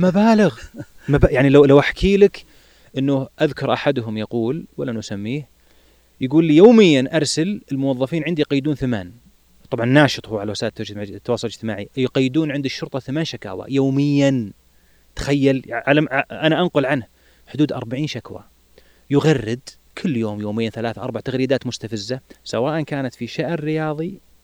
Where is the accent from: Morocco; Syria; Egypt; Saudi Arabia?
Saudi Arabia